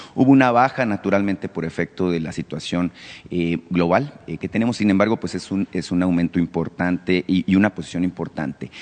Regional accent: Mexico; como mexicanos

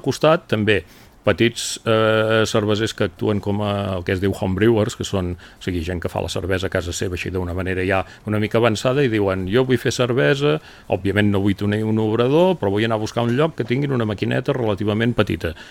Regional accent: Girona province, Catalonia, Spain; com a gironins

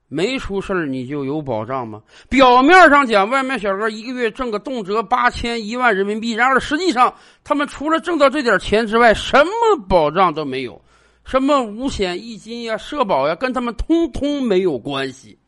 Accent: China; 我们中国人

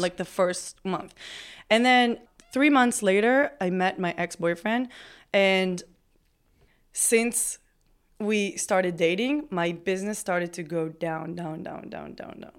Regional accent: Israel; moved away as an adult; also born or lived in Las Vegas; now in Austin, United States; I grew up in a Orthodox family in Israel

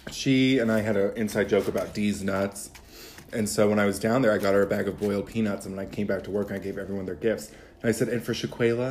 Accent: Warren, Ohio, United States; also born or lived in Oklahoma / Illinois / Akron, Ohio; we moved to Warren when I was 10. So, we've been in Ohio since I was 4

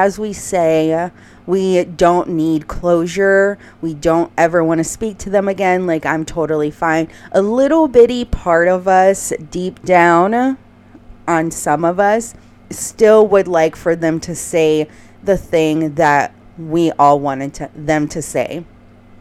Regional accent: Houston, Texas, United States; moved away; I was back in my hometown in Houston

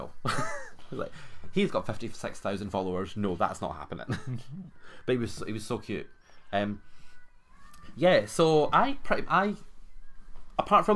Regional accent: Edinburgh, Scotland, United Kingdom; accent: Scottish

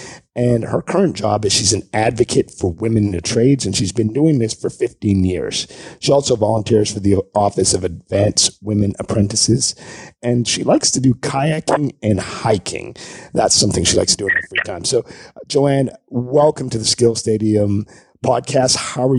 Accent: Montreal, Quebec, Canada; I am actually Canadian, too. I grew up in Montreal, Quebec, Canada

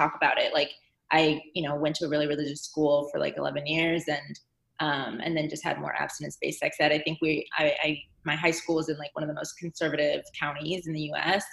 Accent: Chicago, Illinois, United States; moved away as an adult; also born or lived in San Francisco / New York; now in San Diego, United States; I'm from Chicago, a suburb outside of Chicago

